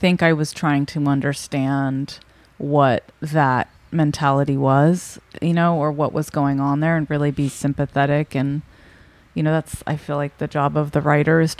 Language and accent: English; Orange County, California, United States; I'm from Orange County